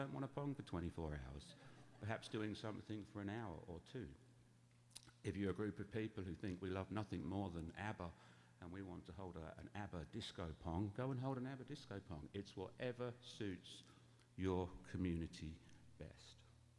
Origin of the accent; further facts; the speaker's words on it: England, United Kingdom; And yes, obviously, as my accent betrays, I'm of English origin.